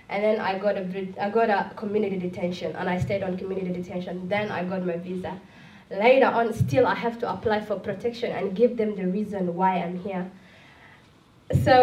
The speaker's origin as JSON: {"language": "English", "country": "Somalia", "also_born_or_lived": "Malaysia", "second_language": "English", "moved": "yes", "lives_now": "Sydney, Australia", "said": "I'm from Somalia"}